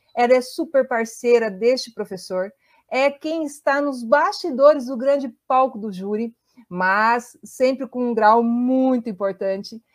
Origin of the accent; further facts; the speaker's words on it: União da Vitória, Paraná, Brazil; sou de União da Vitória, Porto União